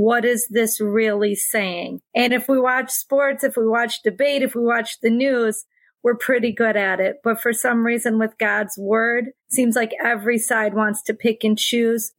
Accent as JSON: {"language": "English", "region": "Wisconsin", "country": "United States", "tie": "born or raised there", "said": "Little tiny town. If you drew a triangle from Green Bay to Milwaukee to Madison, I would be right in the center of that triangle."}